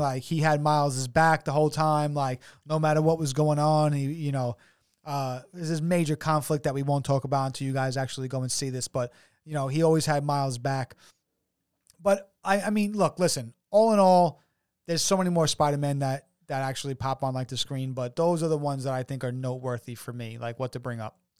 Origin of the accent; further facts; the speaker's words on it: New York City, New York, United States; We come from New York City